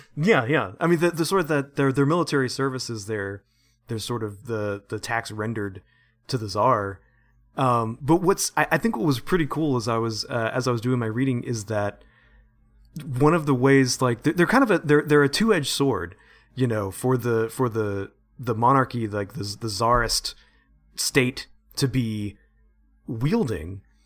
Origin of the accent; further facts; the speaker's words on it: United States; I'm such an American